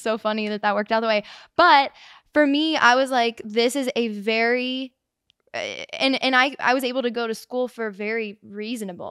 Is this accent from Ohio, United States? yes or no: yes; Reading, Ohio, United States; now in Nashville, United States; I grew up in Reading, Ohio, Cincinnati